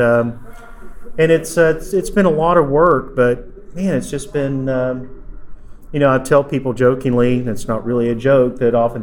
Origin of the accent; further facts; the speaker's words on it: Tennessee, United States; also born or lived in Nashville, Tennessee; I'm from Tennessee, originally East Tennessee, but I've been in Nashville for a long time